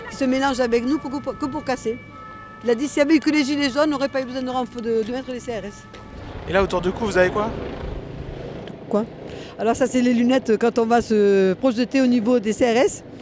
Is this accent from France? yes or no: yes; Paris, Île-de-France, France; Moi, je viens de Paris. Je suis parisienne.